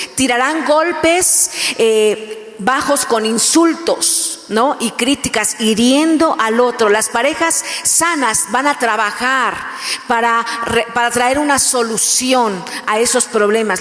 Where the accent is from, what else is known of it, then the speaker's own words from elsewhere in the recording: Mexico; first language Spanish; yo soy mexicana